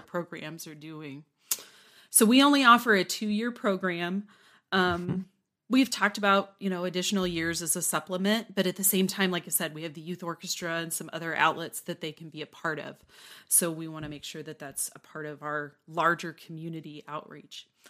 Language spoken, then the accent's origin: English; Newton, Kansas, United States; moved away as an adult; also born or lived in Waco, Texas; now in Lubbock, United States; I grew up in um, South Central Kansas, in Newton, Kansas